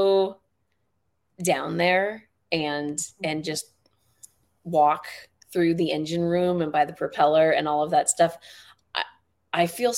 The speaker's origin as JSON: {"language": "English", "area": "the Bay Area", "region": "California", "country": "United States", "tie": "born or raised there", "said": "I grew up in the Bay, so I grew up with the Winchester Mystery House"}